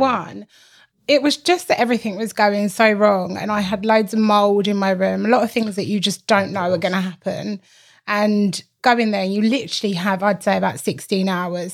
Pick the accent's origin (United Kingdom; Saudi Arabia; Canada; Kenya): United Kingdom; London; also born or lived in Essex; we grew up in East London